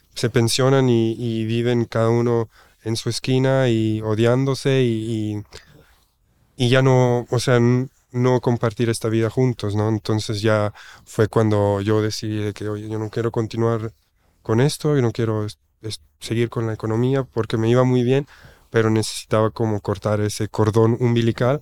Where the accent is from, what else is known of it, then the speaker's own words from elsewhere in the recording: German-speaking Switzerland, Switzerland; Spanish is a second language; moved away as an adult; now in Oaxaca, Mexico; yo nací en Suiza, en la parte alemana. Mi mamá es de Italia y emigró a Suiza, mi papá de España emigró a Suiza y pues yo nací ahí y ahí pues hice toda mi escuela, toda mi infancia en Suiza